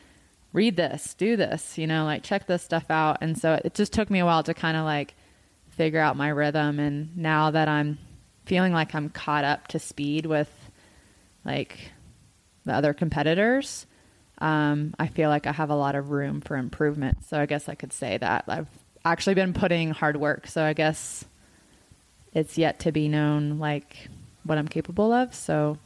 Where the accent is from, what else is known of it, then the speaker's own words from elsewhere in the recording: Appalachian Mountains in North Carolina, United States; now in Marble, United States; I grew up in the Appalachian Mountains in North Carolina.